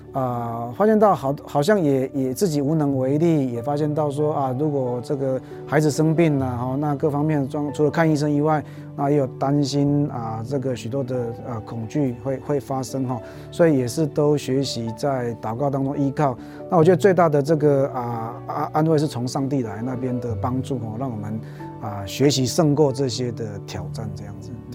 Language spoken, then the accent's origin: Chinese; Taichung, Taiwan; moved away as an adult; also born or lived in Taipei / Fengshan / Sumatra, Indonesia / Singapore; 我是台中人，然后到台北读神学，然后去南部牧养